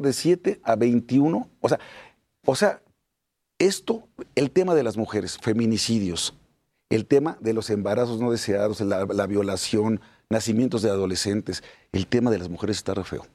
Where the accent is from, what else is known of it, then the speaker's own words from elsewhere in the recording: Puebla, Mexico; Soy poblano.